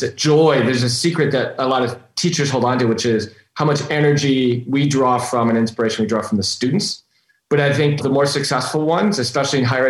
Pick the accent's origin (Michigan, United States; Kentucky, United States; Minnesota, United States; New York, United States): Minnesota, United States; Minnetonka; also born or lived in Robbinsdale, Minnesota; I grew up in a little suburb of the Twin Cities called Minnetonka, Minnesota, born in a suburb called Robbinsdale